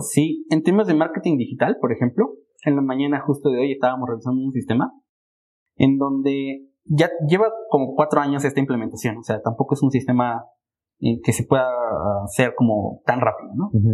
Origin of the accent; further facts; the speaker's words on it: Mexico; como mexicanos